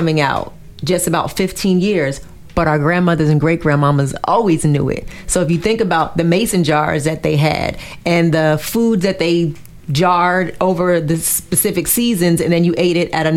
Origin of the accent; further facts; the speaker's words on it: the North, United States; my grandparents were in, the South, and I was raised in the North